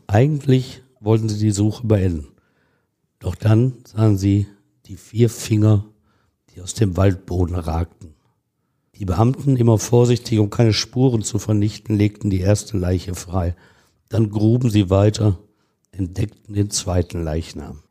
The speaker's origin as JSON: {"language": "German", "area": "Ruhr area", "region": "North Rhine-Westphalia", "country": "Germany", "said": "wir Ruhrgebietler"}